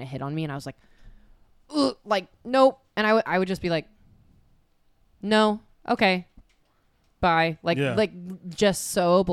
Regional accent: California, United States; I grew up in California

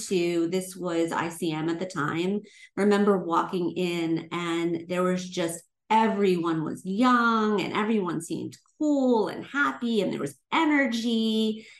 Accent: Long Island, New York, United States; moved away as an adult; now in Los Angeles, United States; coming from New York, growing up on Long Island

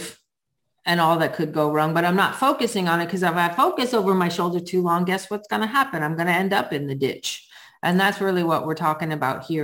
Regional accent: New England, United States; I grew up in New England and that's how we were taught how to drive in the snow

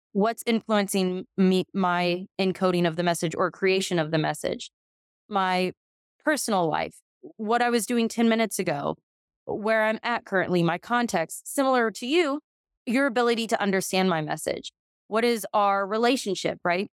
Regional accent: Texas, United States; I'm from Texas

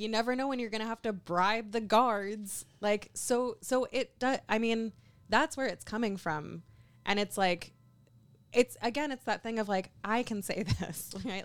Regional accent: Kentucky, United States; I'm from Kentucky. I'm very used to being the only Jew in a room

